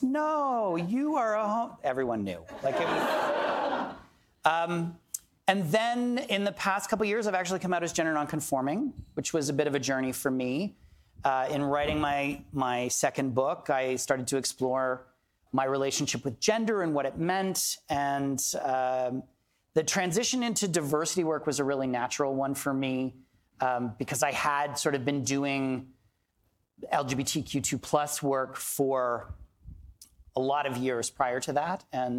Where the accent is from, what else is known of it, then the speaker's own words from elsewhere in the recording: Toronto, Ontario, Canada; born and raised in Toronto.